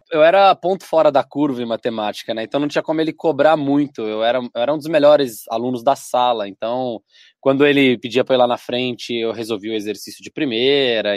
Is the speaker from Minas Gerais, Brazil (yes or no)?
yes; Belo Horizonte, Minas Gerais, Brazil; also born or lived in Dores do Indaiá, Minas Gerais; Eu nasci em BH, Belo Horizonte, Minas Gerais. Ah. E morei aí os cinco, seis melhores anos aí da adolescência para a idade adulta, numa cidade de 13 mil pessoas, que é interior de Minas, Dores do Indaiá